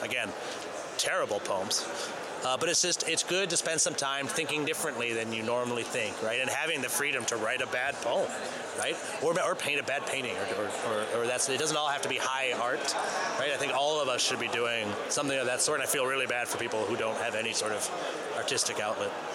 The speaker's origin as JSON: {"language": "English", "region": "Maine", "country": "United States", "tie": "born or raised there", "said": "I'm from Maine"}